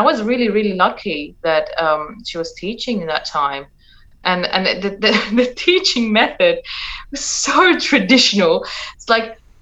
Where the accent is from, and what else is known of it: Iran; born or raised there; moved away as an adult; now in Perth, Australia